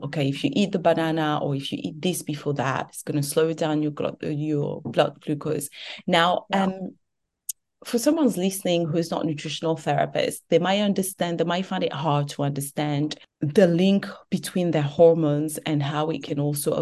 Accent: Togo; moved away; also born or lived in France; I was born and raised in Togo.

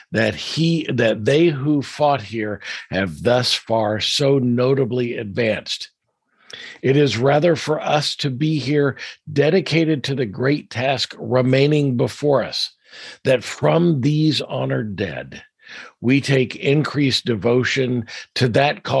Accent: Washington, District of Columbia, United States; moved away; Washington, D.C. is my hometown. I was actually born in the district.

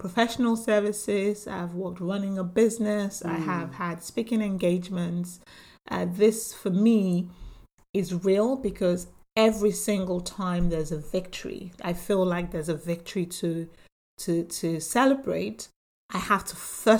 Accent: Nigeria; now in United Kingdom; I'm, you know, from Nigeria, came into the UK

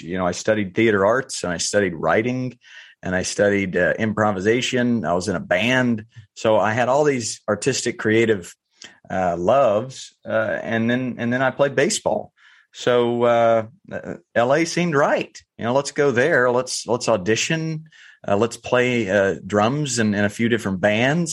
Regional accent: North Carolina, United States; I grew up in North Carolina

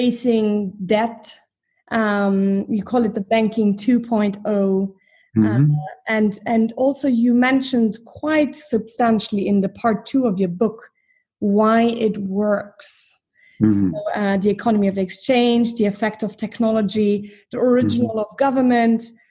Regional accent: Luxembourg; I'm from Luxembourg

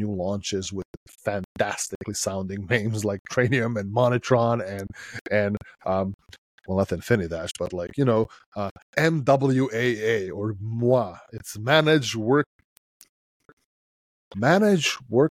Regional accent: Serbia; So I come from Serbia, right, which is Southeast Europe. And I grew up in a country in a time when we didn't really have a lot.

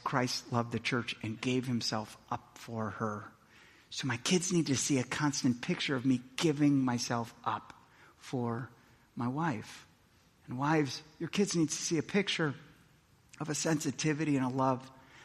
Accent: Milwaukee, Wisconsin, United States; I grew up in Milwaukee, Wisconsin

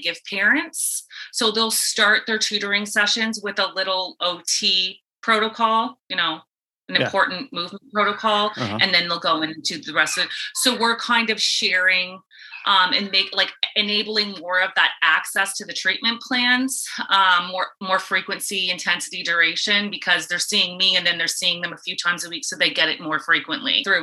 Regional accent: East Coast of Canada, Canada; moved away as an adult; also born or lived in Ontario; now in Tampa, United States; I'm from the East Coast of Canada

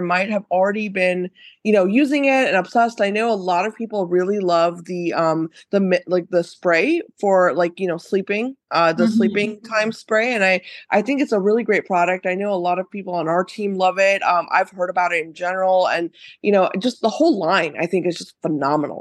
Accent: Cincinnati, Ohio, United States; I grew up in Cincinnati

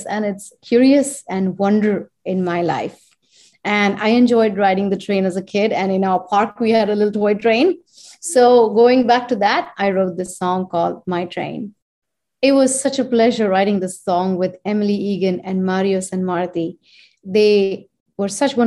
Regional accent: India; born or raised there; moved away as an adult; now in United States

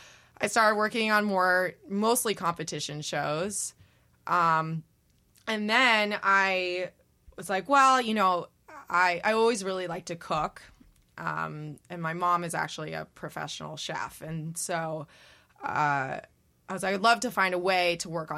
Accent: Santa Barbara, California, United States; moved away as an adult; also born or lived in Los Angeles, California; now in New York, United States; I am from California originally. Grew up in Santa Barbara

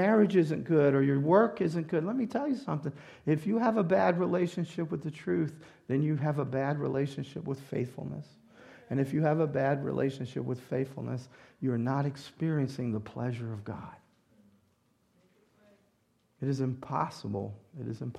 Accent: the South, United States; moved away; also born or lived in Louisiana; I grew up in the South

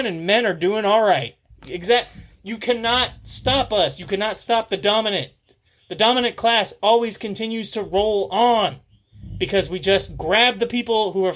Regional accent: United States; As an American

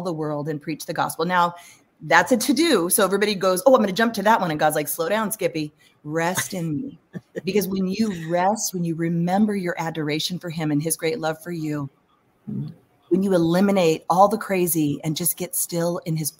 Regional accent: California, United States; I'm from California.

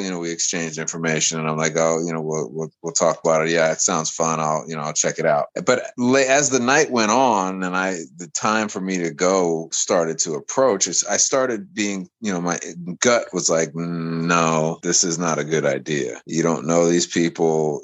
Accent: United States; I come from America

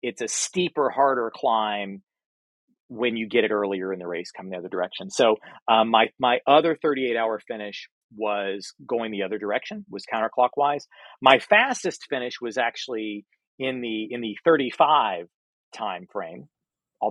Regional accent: Florida, United States; I'm from Florida

